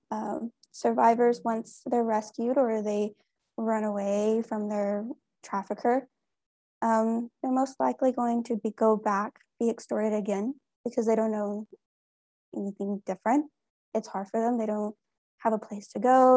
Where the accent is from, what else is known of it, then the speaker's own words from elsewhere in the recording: Texas, United States; here in my home state of Texas